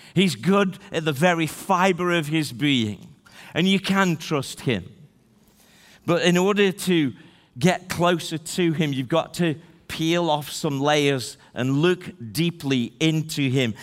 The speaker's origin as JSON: {"language": "English", "town": "Stoke-on-Trent", "region": "West Midlands", "country": "United Kingdom", "tie": "born or raised there", "also_born_or_lived": "Newcastle-under-Lyme", "said": "I was born in Newcastle under Lyme. She can tell you that I was born in the thirteenth largest city, Stoke-on-Trent"}